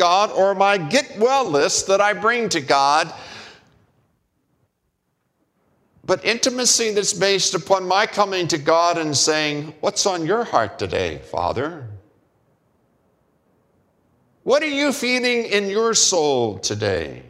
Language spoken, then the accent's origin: English; United States; as American male